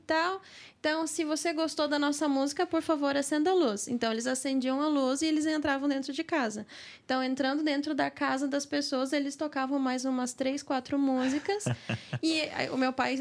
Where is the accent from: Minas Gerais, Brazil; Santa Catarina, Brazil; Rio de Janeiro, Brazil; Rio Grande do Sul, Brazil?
Santa Catarina, Brazil; Joinville; born or raised there; also born or lived in Curitiba